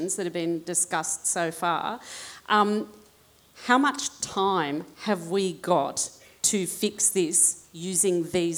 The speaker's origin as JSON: {"language": "English", "region": "Queensland", "country": "Australia", "said": "I'm from Queensland"}